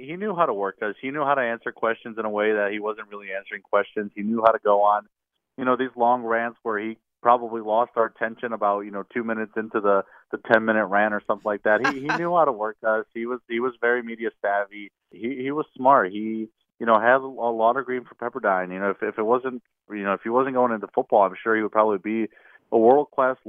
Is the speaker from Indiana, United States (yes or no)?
yes; Indiana, United States; now in Mississippi, United States; I'm originally from Indiana, so I was out of town last week back home visiting my family